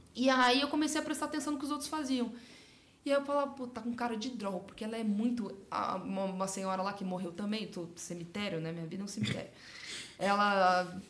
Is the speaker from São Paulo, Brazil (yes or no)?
yes; Sorocaba, São Paulo, Brazil; Eu sou de Sorocaba, uma hora e meia de São Paulo